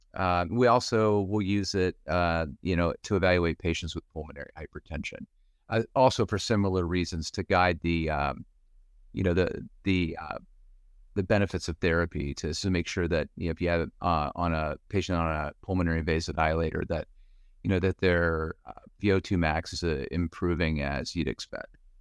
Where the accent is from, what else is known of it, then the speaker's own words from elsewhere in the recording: Western Pennsylvania, United States; moved away as an adult; also born or lived in Philadelphia; now in Cleveland, United States; I grew up in Western Pennsylvania